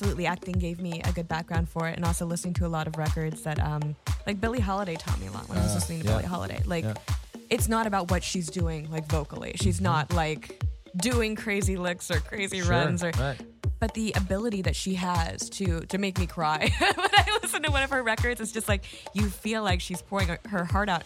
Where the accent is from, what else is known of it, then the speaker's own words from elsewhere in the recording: Texas, United States; moved away; also born or lived in California; I grew up singing in Opry houses when I was a tiny little baby back in Texas